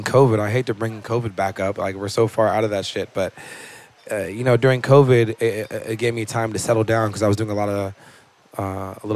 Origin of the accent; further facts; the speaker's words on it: Malibu, California, United States; I grew up in Malibu, California, beach town, really chill